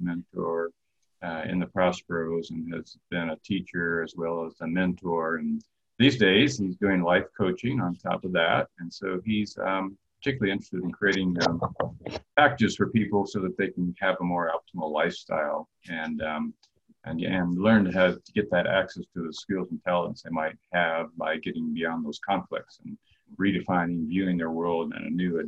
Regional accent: Los Angeles, California, United States; I'm from Los Angeles area, Sherman Oak, San Fernando Valley

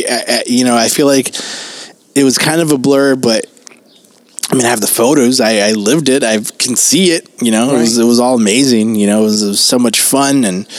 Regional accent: Los Angeles, California, United States; we're from Los Angeles.

